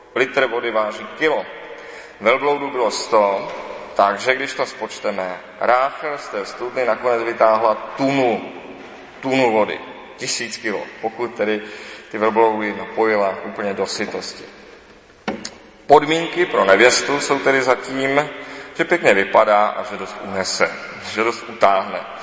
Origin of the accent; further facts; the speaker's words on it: Czechia